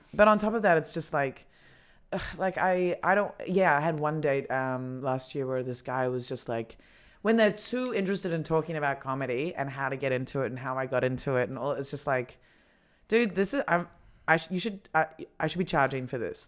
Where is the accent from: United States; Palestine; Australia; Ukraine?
Australia; moved away as an adult; now in Berlin, Germany; we're both Australian